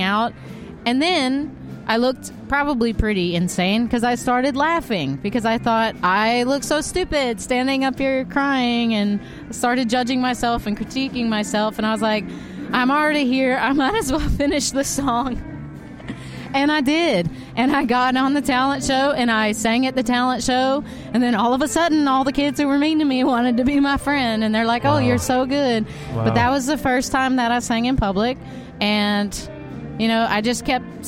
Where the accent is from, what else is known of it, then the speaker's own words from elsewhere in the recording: Texas, United States; also born or lived in Houston, Texas; now in Alabama, United States; I was born in Texas